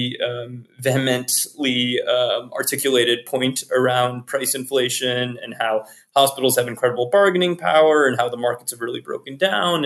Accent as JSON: {"language": "English", "region": "Virginia", "country": "United States", "tie": "born or raised there", "moved": "yes", "said": "as an EMT in my hometown in Virginia"}